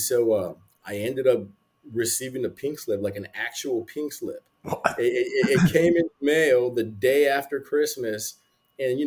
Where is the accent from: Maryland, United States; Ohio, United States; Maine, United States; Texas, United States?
Texas, United States; San Antonio; also born or lived in Arizona; I'm from San Antonio.